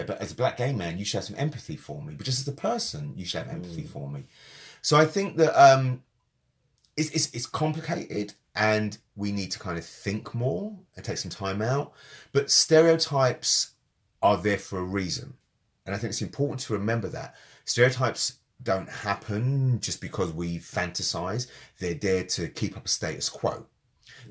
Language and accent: English; London, United Kingdom; I was born in London at a particular time to particular parents who brought me up in a certain way